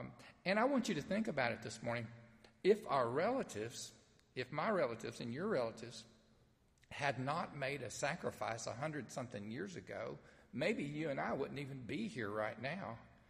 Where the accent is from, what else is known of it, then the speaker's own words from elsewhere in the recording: the South, United States; accent: southern; how I sound when I try to speak Greek in my southern accent.